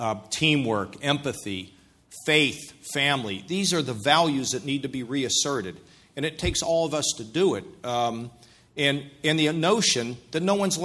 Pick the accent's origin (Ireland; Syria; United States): United States; Pittsburgh, Pennsylvania; now in Ohio, United States; I come from Pittsburgh. We're all direct